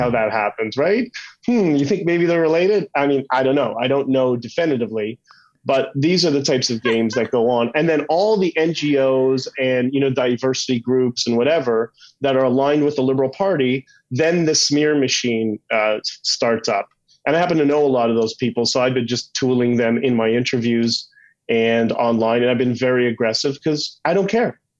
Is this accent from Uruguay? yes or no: no; Canada; we're Canadian